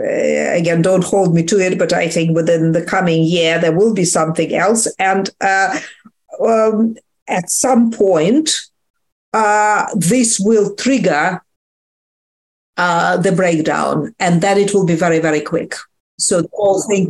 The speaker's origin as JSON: {"language": "English", "country": "Russia", "moved": "yes", "said": "I come myself from Russia."}